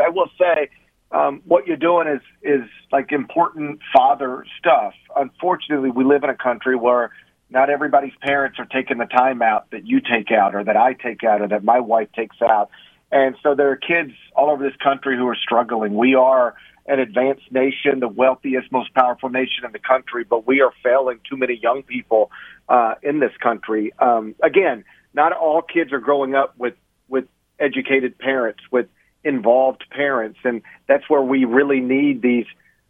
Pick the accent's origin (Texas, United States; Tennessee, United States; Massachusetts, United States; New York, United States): Tennessee, United States; Memphis; my hometown of Memphis